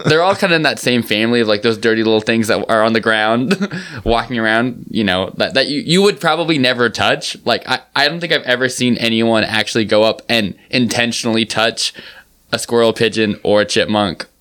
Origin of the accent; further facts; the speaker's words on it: New York City, New York, United States; I'm from New York.